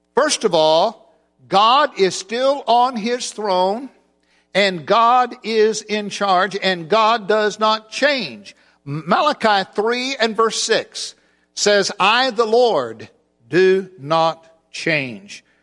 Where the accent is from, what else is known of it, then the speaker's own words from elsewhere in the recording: Oklahoma City, Oklahoma, United States; I'm from Oklahoma City. We have in the congregation where I worship there